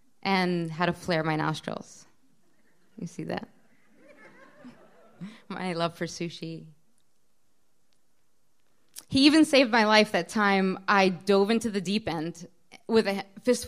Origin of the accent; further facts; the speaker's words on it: Baltimore, Maryland, United States; also born or lived in Israel; I turned two on the airplane from Israel to Baltimore. We were immigrating.